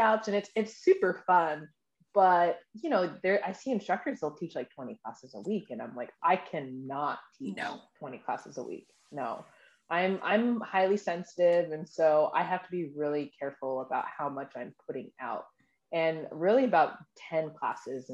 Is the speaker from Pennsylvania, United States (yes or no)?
no; Kent, Washington, United States; moved away as an adult; also born or lived in San Diego, California / Puerto Rico; now in Sacramento, United States; I was born in San Diego. I was raised in a military family. I lived in Puerto Rico for a little bit, and I grew up in Washington State, in Kent, Washington. It's about 20 minutes outside of Seattle, and I lived there until I was 19.